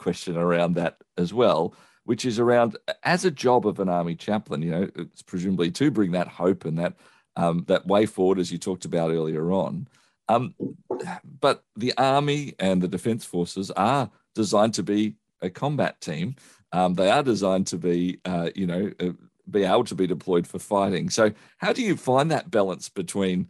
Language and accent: English; Australia; as an Australian community